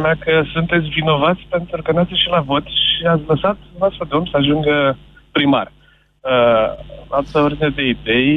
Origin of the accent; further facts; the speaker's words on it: Constanța, Constanța County, Romania; eu vă sunt din Constanța